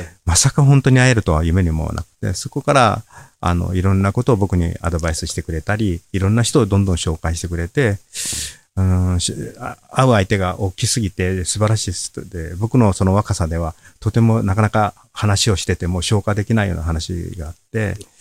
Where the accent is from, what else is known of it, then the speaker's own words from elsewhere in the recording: Osaka, Japan; also born or lived in Mine, Yamaguchi; 大阪で僕はこの仕事を始めて、大阪で育ったもんですから、青春時代